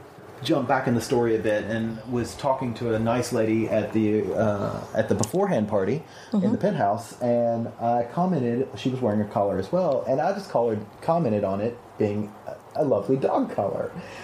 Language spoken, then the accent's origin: English; the South, United States; I am from the South, and we don't put collars on many things that aren't dogs.